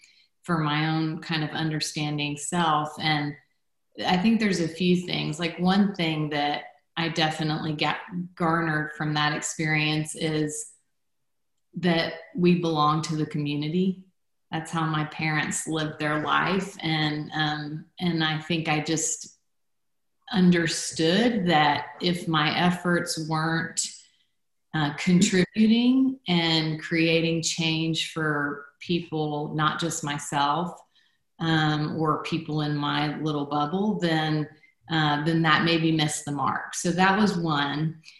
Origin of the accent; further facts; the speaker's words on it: Guatemala; so I was born in Guatemala. I grew up in Guatemala. That was home to me, but I didn't look like a Guatemalan.